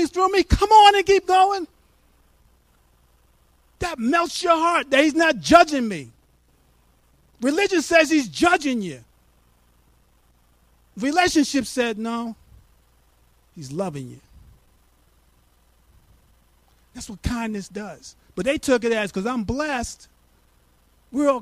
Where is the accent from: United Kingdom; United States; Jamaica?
United States; New York; now in Abilene, United States; I'm from New York